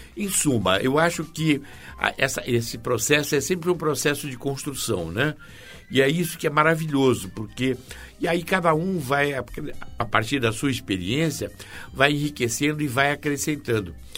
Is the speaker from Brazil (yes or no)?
yes; Santos, São Paulo, Brazil; Eu sou natural de Santos